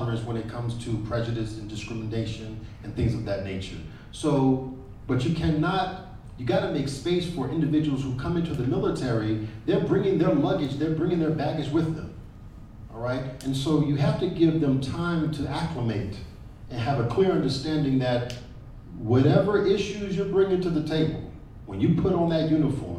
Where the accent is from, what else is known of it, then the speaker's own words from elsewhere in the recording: United States; because I grew up in the Army, my father had joined the Army as 18, 19 years old, out of New York, got stationed at Fort Jackson in Columbia, South Carolina.